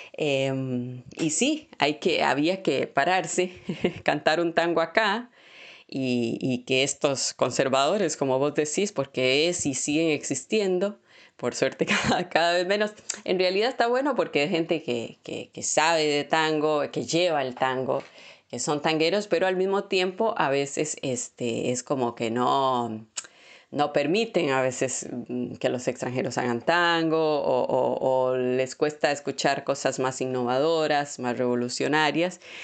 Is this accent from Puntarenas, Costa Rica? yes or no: no; Moravia, San José, Costa Rica; moved away as an adult; now in Buenos Aires, Argentina; yo vengo de un pueblo de allá de, Moravia y llegar a una gran ciudad como es Buenos Aires